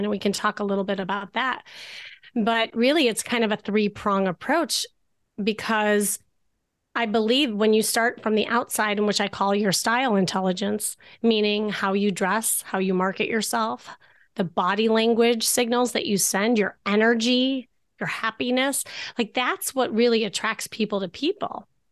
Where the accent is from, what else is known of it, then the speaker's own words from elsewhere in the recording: Chicago, Illinois, United States; moved away as an adult; now in Los Angeles, United States; I'm from Chicago and that's when I practiced being a therapist.